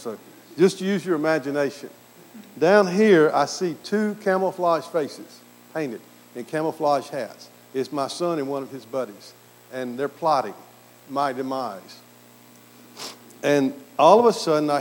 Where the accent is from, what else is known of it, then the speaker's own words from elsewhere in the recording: Mississippi, United States; accent: southern; also born or lived in Aberdeen, Scotland; I grew up in Mississippi, a very, very conservative Presbyterian background.